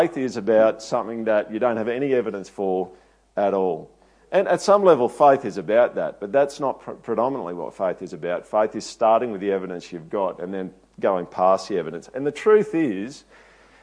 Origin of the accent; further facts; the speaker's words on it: Toowoomba, Queensland, Australia; I'm not from here. I'm actually from Toowoomba.